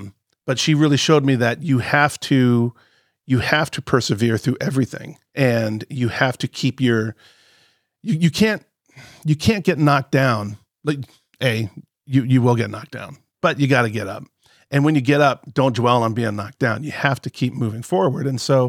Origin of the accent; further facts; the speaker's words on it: Palm Beach, Florida, United States; when I was growing up, I was born and raised in Palm Beach, right?